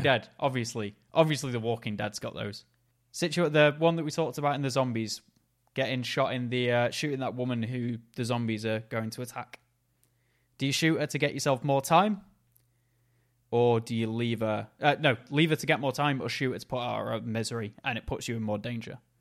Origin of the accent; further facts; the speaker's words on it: Macclesfield, North West England, United Kingdom; he came to my hometown